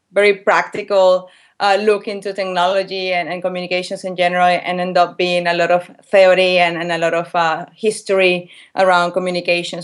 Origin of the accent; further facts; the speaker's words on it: Valencia, Carabobo, Venezuela; moved away as an adult; also born or lived in England; I'm from Venezuela, a city, from a city called Valencia